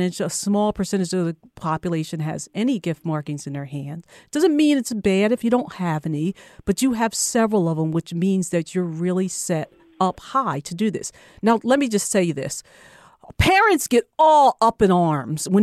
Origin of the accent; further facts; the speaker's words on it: New Jersey, United States; I'm originally from New Jersey.